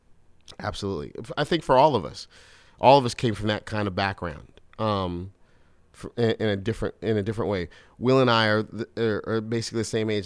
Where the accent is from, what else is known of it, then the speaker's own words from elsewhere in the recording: Brooklyn, New York, United States; Brooklyn in Crown Heights.